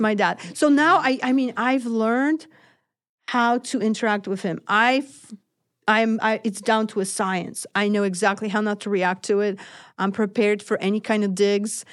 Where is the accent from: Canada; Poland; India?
Poland; now in United States; I am from Poland